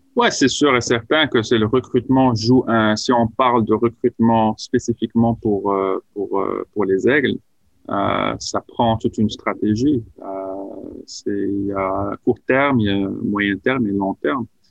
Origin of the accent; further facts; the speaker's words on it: Casablanca, Casablanca-Settat, Morocco; moved away; j'ai grandi à, Casablanca, au Maroc